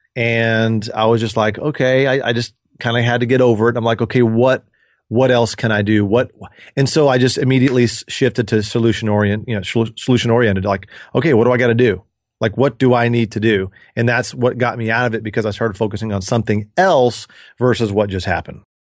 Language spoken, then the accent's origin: English; Dallas, Texas, United States; I grew up in Dallas and with my sister.